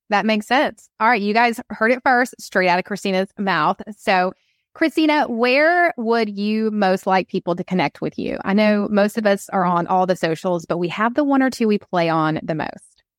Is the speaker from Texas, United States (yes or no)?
no; Atlanta, Georgia, United States; I'm from Atlanta